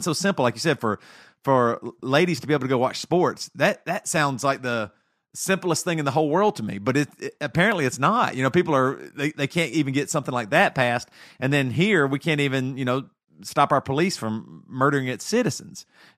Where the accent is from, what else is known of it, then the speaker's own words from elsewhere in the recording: the South, United States; growing up in the South and growing up very Christian, conservative and stuff